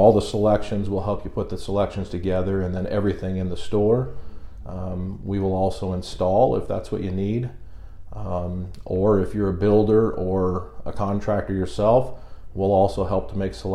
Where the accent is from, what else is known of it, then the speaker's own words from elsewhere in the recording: O'Neill, Nebraska, United States; moved away as an adult; also born or lived in Lincoln, Nebraska / Omaha, Nebraska; now in York, United States; So I'm from North Central Nebraska, O'Neill to be exact. That's where I graduated from